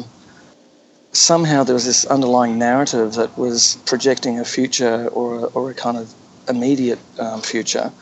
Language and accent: English; Australia; I grew up in Australia as a Cold War kid, growing up in the 1960s